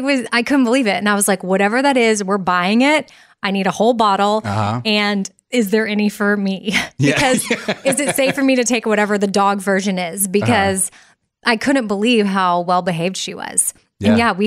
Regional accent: Austin, Texas, United States; I'm from Austin, Texas.

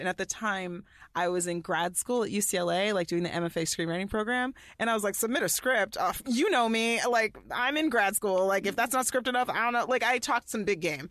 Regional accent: Allen, Texas, United States; where I grew up in Allen, Texas

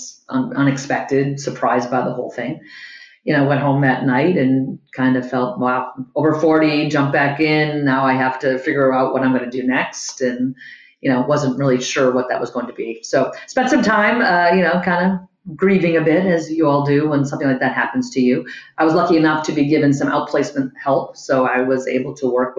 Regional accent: East Coast, United States; also born or lived in Boston; I grew up on the East Coast, went to college in Boston

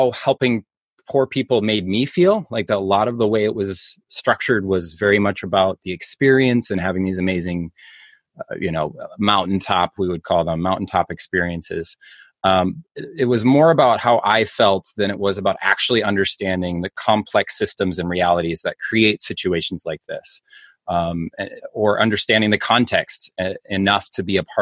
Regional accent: Minneapolis, Minnesota, United States; moved away as an adult; now in Rhinelander, United States; I'm actually originally from Minneapolis, Minnesota

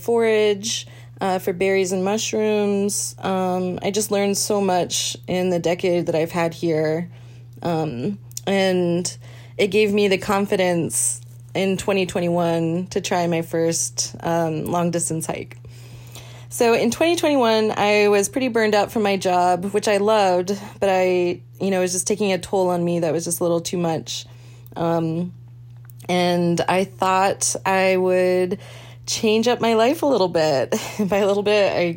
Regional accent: East Coast, United States; moved away as an adult; also born or lived in Juneau, Alaska; I'm originally from the East Coast, 36 years old, and I moved to Juneau when I was 25 years old for a job

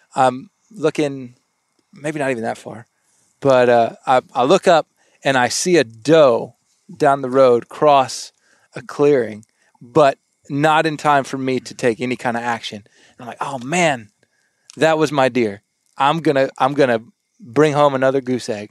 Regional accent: South Texas, United States; now in Arkansas, United States; I grew up in South Texas in um, the duck blinds.

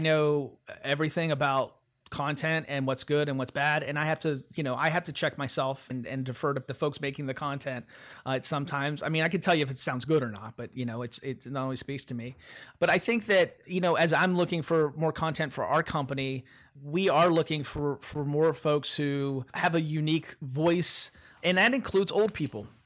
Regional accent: Appalachia, United States; I'm from Appalachia.

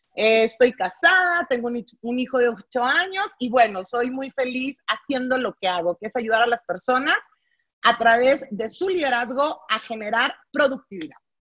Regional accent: Monterrey, Nuevo León, Mexico; soy de Monterrey, Nuevo León, soy norteña

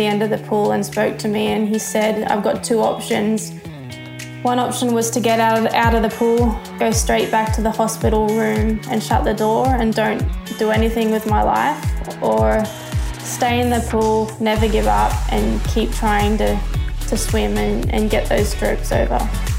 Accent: New South Wales, Australia; I loved the water. So I grew up as a swimmer.

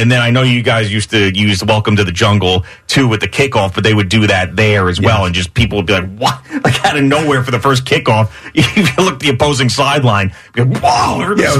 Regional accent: Northeast, United States; I grew up in the Northeast

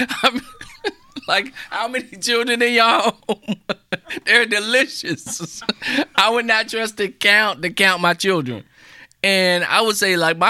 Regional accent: the South, United States; now in Baltimore, United States; I grew up in the South

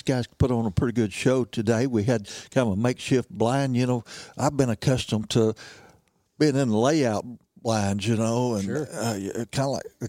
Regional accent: Missouri Bootheel, United States; I was raised in Missouri, Boot Hill. I was raised 60 miles east from here, closer to the Mississippi River

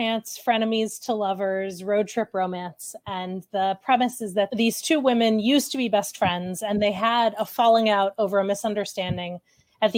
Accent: Massachusetts, United States; I'm from Massachusetts

